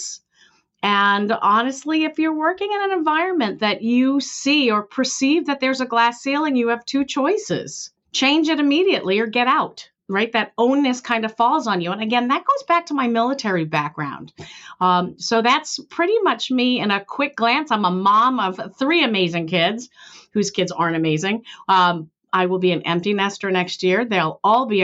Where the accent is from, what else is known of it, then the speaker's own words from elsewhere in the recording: Billerica, Massachusetts, United States; I grew up, you know, lower class, white lower class in Billerica, Massachusetts